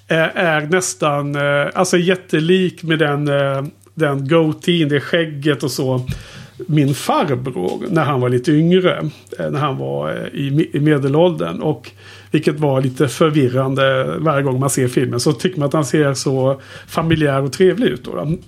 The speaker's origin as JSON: {"language": "Swedish", "town": "Skövde", "region": "Västra Götaland", "country": "Sweden", "tie": "born or raised there", "said": "när jag växte upp i Skövde"}